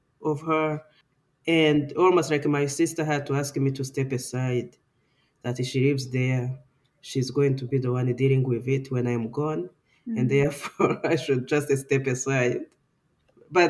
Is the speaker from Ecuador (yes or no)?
no; Rwanda; first language Kinyarwanda; English is a second language; now in Canada; Kinyarwanda, which is my mother tongue